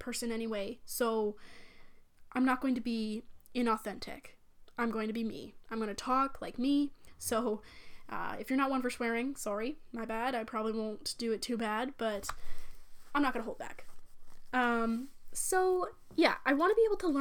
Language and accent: English; Canada; I'm from Canada